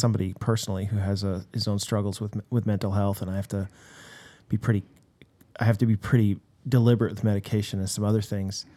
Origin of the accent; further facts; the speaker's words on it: United States; now in Canada; as an American